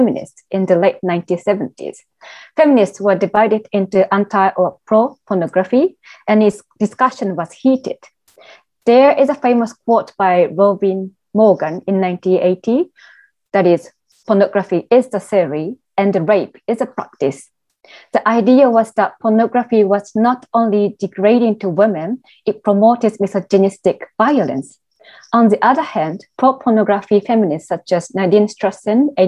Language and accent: English; Tokyo, Japan; moved away as an adult; now in London, United Kingdom; having born and raised in Tokyo